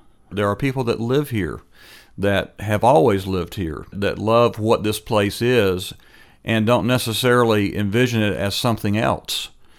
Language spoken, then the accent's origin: English; Leesburg, Florida, United States; now in Orlando, United States; I'm a guy from Lake County, Florida that's just very proud of being a native Floridian and having roots that run deep back into the 1800s in the state.